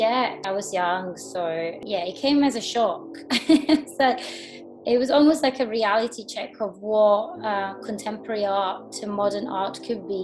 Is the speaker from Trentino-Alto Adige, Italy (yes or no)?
no; Tuscany, Italy; I'm Italian, I'm from Tuscany, I'm from the coast